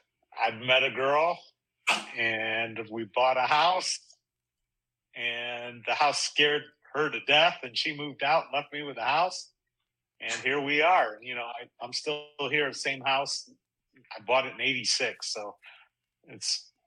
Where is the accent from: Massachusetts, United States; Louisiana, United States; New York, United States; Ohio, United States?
Ohio, United States; Cleveland Heights; also born or lived in Celina, Ohio; I was born in Salina, Ohio. My father was a journalist. We moved around a bunch until I hit third grade, where we landed in Cleveland. I grew up in Cleveland Heights